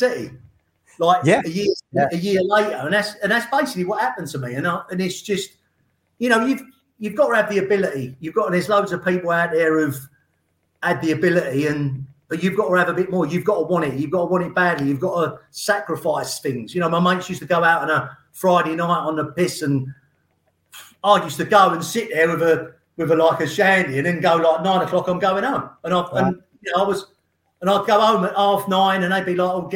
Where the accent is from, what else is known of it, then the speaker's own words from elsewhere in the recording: United Kingdom; moved away; also born or lived in Ipswich; being a Londoner or an Essex lad